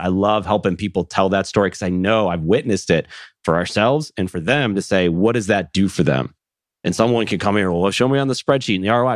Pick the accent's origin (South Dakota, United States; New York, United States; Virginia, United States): New York, United States; Buffalo; I grew up in Buffalo, New York